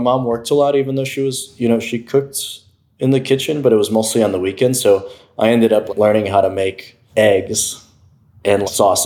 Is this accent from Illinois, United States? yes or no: yes; Cicero, Illinois, United States; I grew up in Cicerone, so it was a predominantly Mexican-American neighborhood